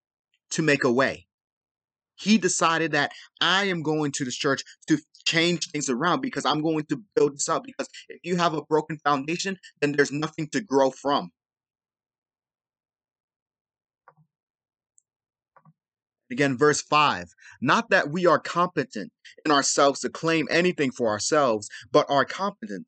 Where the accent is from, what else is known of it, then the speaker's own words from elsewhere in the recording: Los Angeles, California, United States; I'm from South Central